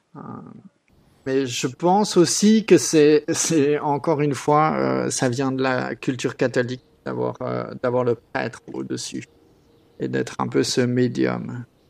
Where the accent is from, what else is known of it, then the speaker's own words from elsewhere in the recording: France; now in Australia; j'ai grandi en France